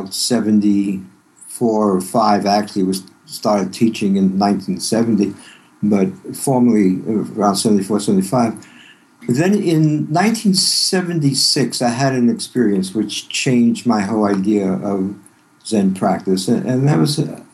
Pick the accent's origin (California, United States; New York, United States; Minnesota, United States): New York, United States; New York City; also born or lived in Yonkers, New York; I grew up in Brooklyn in a family that was Jewish progressive